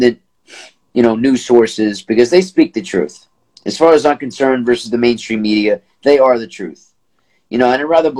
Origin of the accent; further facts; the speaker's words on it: United States; as an American